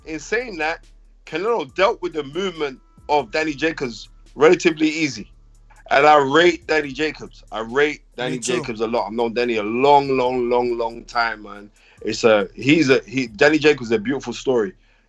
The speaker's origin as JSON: {"language": "English", "region": "England", "country": "United Kingdom", "said": "I'm an Englishman"}